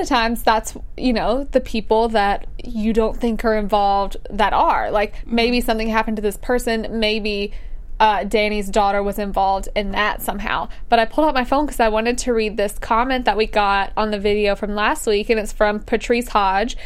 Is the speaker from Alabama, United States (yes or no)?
yes; Alabama, United States; I'm from Alabama